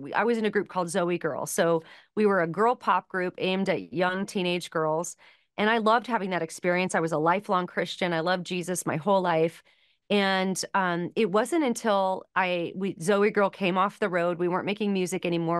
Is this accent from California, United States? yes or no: yes; Los Angeles, California, United States; I grew up in Los Angeles